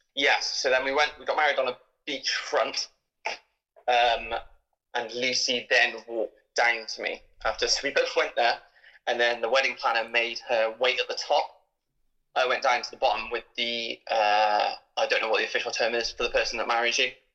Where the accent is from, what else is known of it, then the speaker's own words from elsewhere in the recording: United Kingdom; we're British